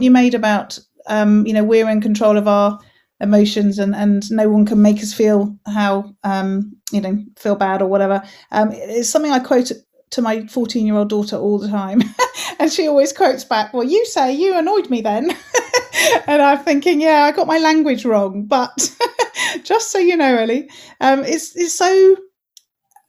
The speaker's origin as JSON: {"language": "English", "region": "Yorkshire and the Humber", "country": "United Kingdom", "said": "I come from Yorkshire"}